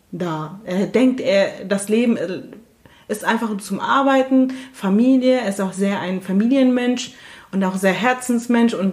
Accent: Turkey; sondern wir sind wirklich aus der Türkei. Genau. Aber sind halt kurdisch und sind halt, und das ist dann einfach, ähm, sehr schwer, die Frage, wenn jemand fragt, woher kommen Sie

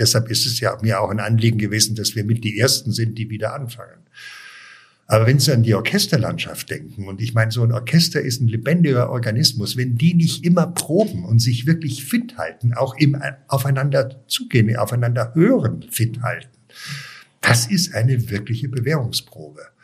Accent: Munich, Bavaria, Germany; moved away as an adult; also born or lived in Weilheim / Cologne; ich bin ja in München aufgewachsen

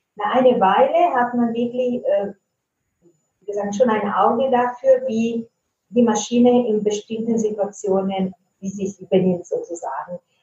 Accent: Italy; first language Italian; German is a second language; now in Germany; ich komme ursprünglich aus Italien. Ich wohne aber schon lange in Deutschland

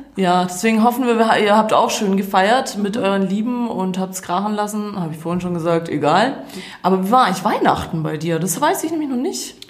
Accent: Croatia; now in Germany; Ich war in meiner Heimat

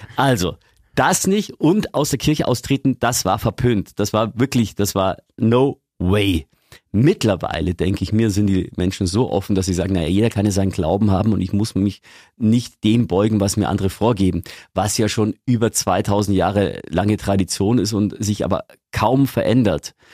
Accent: Lower Bavaria, Germany; now in Augsburg, Germany; Ich komme aus Niederbayern, da bist du grundsätzlich katholisch

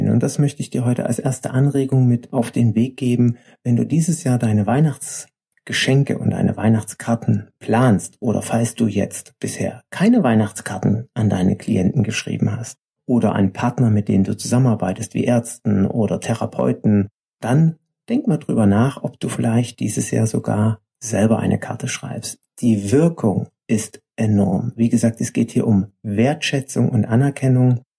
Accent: East Germany, Germany; Ich bin ja im Osten aufgewachsen und mich beschäftigt natürlich meine Vergangenheit sehr.

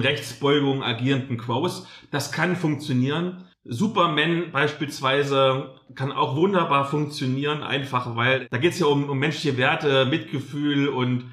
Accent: Halle, Saxony-Anhalt, Germany; moved away; Halle. Das ist ja meine alte Heimat, wo ich damals im Plattenbauviertel gewohnt habe

